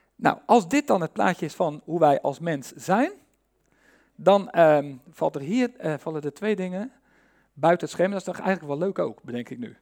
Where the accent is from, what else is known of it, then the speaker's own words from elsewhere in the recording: Netherlands; wij als Nederlanders